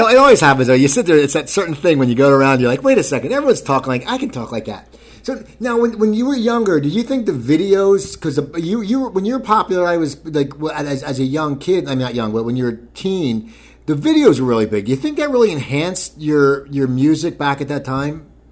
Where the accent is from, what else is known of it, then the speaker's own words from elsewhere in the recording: New Jersey, United States; I am from New Jersey